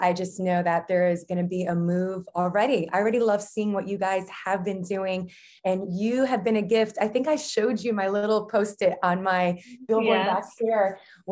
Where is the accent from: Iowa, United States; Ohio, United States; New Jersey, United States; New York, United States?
New Jersey, United States; I'm a Jersey girl. Okay. Born and raised in New Jersey, but Portuguese.